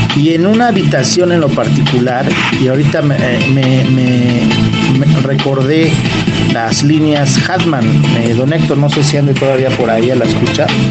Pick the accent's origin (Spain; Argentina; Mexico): Mexico; Los Reyes La Paz, State of Mexico; Yo de pequeño vivía en el Estado de México, en la zona de los Reyes La Paz